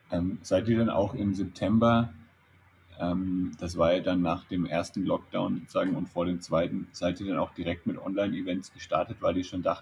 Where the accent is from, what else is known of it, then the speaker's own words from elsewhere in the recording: Bavaria, Germany; Ja, ja ich komme ja ursprünglich auch aus der Nähe von Nürnberg, deswegen ähm, sage ich ja auch eigentlich Servus, wenn ich zu Hause bin.